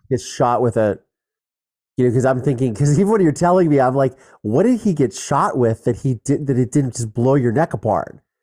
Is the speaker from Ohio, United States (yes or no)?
yes; Ohio, United States; I grew up in Ohio. We shot guns